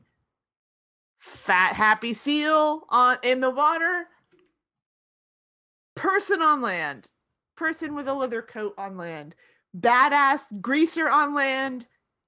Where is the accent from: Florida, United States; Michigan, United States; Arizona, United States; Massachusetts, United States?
Florida, United States; I grew up in Florida